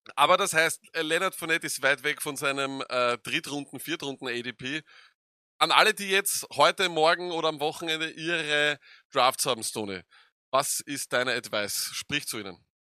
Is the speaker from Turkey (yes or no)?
no; Austria; wir sind aus Österreich